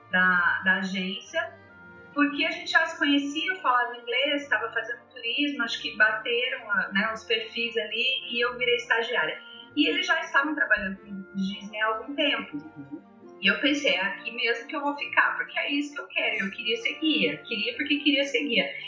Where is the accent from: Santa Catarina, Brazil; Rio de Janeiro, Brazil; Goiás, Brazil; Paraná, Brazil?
Paraná, Brazil; Londrina; eu sou de Londrina, no uhum. Paraná.